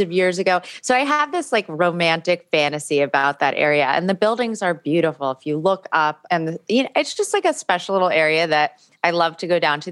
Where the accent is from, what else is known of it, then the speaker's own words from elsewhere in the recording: New York City, New York, United States; I grew up in New York City